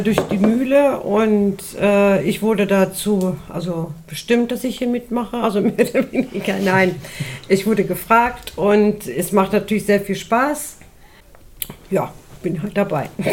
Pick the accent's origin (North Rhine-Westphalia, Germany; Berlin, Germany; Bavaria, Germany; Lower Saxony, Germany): Lower Saxony, Germany; Nettlingen; komme auch aus Nettlingen, wohne seit 40 Jahren jetzt hier